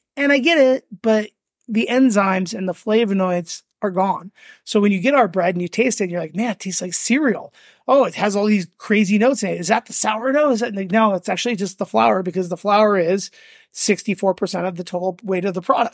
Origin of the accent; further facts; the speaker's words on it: Las Vegas, Nevada, United States; moved away as an adult; also born or lived in Venice, California; now in Las Vegas, United States; I am from Vegas